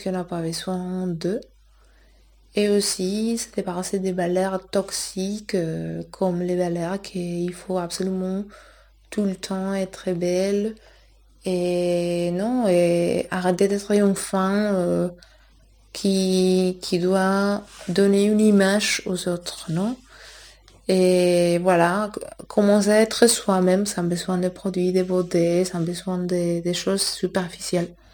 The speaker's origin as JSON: {"language": "French", "town": "Madrid", "region": "Community of Madrid", "country": "Spain", "second_language": "French", "moved": "yes", "said": "je suis de Madrid"}